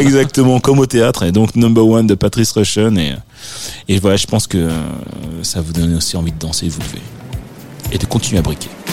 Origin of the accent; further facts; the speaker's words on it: Le Havre, Normandy, France; also born or lived in Paris / Bordeaux / Martinique; now in Los Angeles, United States; Je suis né, euh, au Havre, en Normandie, euh, donc L H, le Havre